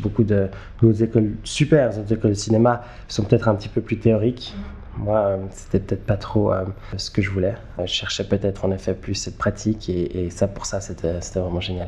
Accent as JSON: {"language": "French", "region": "Geneva", "country": "Switzerland", "tie": "born or raised there", "moved": "as an adult", "lives_now": "New York, United States", "said": "je suis euh, né et j'ai grandi à Genève. j'habite aujourd'hui à New York où je fais du cinéma."}